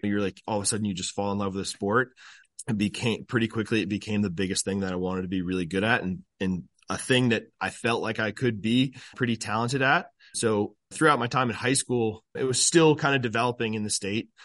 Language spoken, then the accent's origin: English; Burlington, Vermont, United States; moved away as an adult; now in Maryland, United States; growing up in Burlington